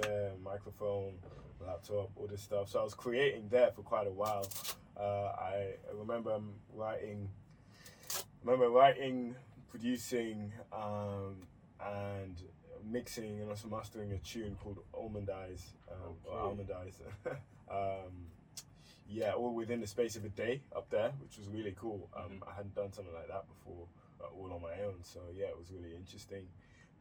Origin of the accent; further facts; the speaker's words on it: Philadelphia, Pennsylvania, United States; now in London, United Kingdom; I'm from South Philly